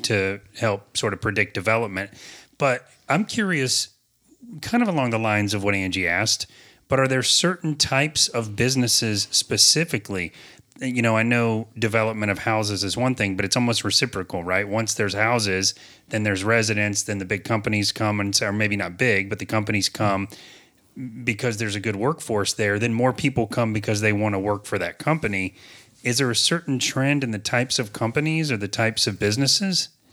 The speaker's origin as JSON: {"language": "English", "town": "Apopka", "region": "Florida", "country": "United States", "tie": "born or raised there", "said": "I have been in Apopka for almost fifty-one years. I was born in the Apopka Hospital"}